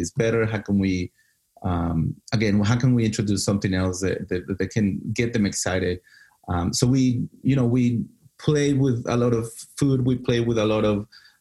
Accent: Mexico City, Mexico; moved away; also born or lived in Dallas; I grew up in Mexico City

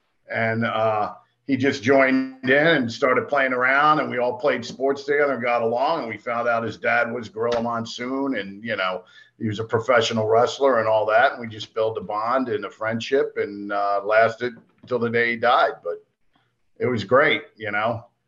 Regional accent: Willingboro, New Jersey, United States; moved away; when we were growing up, I lived in a little town called Willingboro, New Jersey, in South Jersey, God's country north.

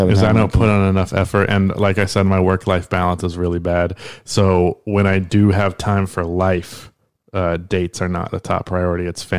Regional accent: South Carolina, United States; I grew up in South Carolina

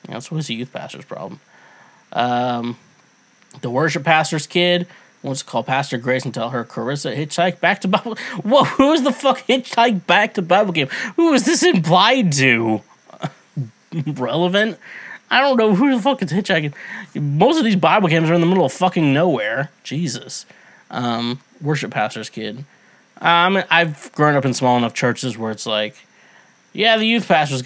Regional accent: Midwest, United States; I grew up in the Midwest.

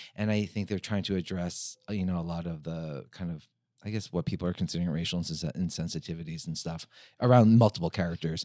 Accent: United States; being Korean American going back to Korea, uh, my Korean is not great

